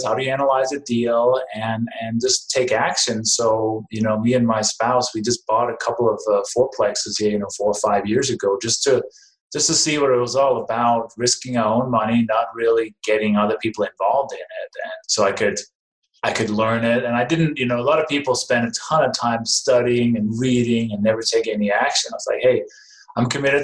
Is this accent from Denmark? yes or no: yes; Denmark; English is a second language; moved away as an adult; now in United States; Originally, I was born and raised in Denmark, came to the U.S. 1996